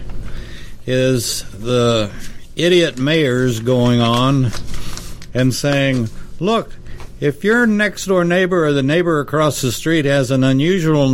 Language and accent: English; Texas, United States; moved away as an adult; I'm from in Texas